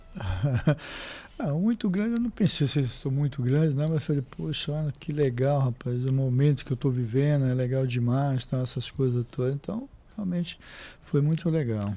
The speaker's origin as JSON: {"language": "Portuguese", "town": "Olinda", "region": "Pernambuco", "country": "Brazil", "tie": "born or raised there", "also_born_or_lived": "Recife, Brazil / São Paulo, Brazil", "moved": "as an adult", "said": "eu morei em Recife, né, no bairro Santo Amaro. Aí depois fui morar em Olinda com meu pai"}